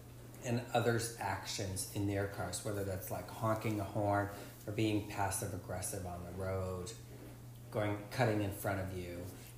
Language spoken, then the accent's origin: English; Ohio, United States; moved away; I grew up in Ohio, lived in Ohio, went to college in Ohio, outside of Cleveland.